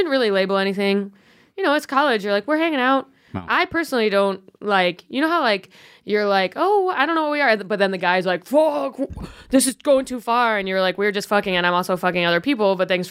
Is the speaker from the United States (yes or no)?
yes; Buffalo, New York, United States; now in New York, United States; I'm from Buffalo.